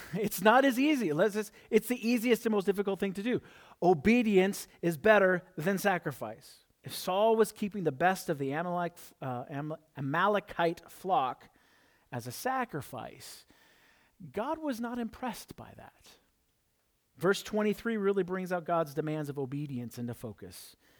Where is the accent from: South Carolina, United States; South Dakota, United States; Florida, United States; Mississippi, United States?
South Dakota, United States; I'm from South Dakota